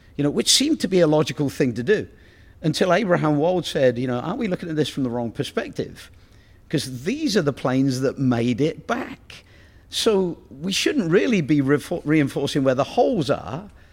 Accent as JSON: {"language": "English", "town": "Oxford", "region": "South East England", "country": "United Kingdom", "moved": "yes", "said": "I come from Oxford"}